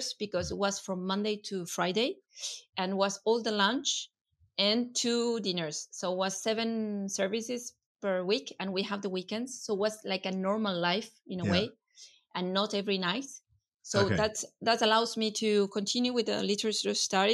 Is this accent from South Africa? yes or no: no; Patagonia, Argentina; English is a second language; moved away as an adult; also born or lived in Buenos Aires, Argentina; now in Valence, France; I was from Patagonia